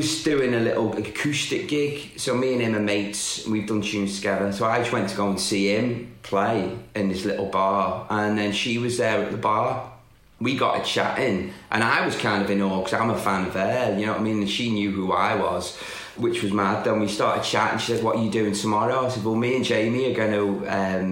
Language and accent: English; the Wirral, North West England, United Kingdom; I'm from the Wirral, which is just across the water.